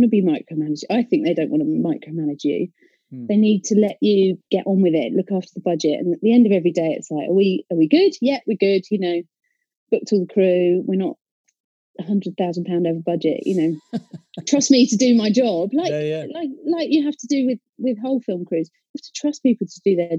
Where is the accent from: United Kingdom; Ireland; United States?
United Kingdom; Essex, East of England; I'm from Essex